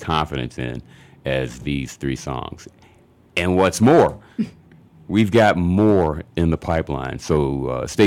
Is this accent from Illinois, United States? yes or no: yes; Chicago, Illinois, United States; Grew up in Auburn Gresham, a combination of Auburn Gresham and Englewood, Leo High School and all that good stuff